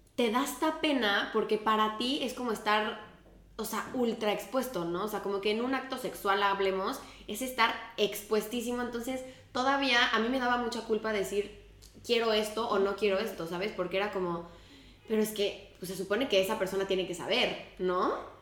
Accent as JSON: {"language": "Spanish", "country": "Mexico", "moved": "as an adult", "lives_now": "Spain", "said": "me salí de México"}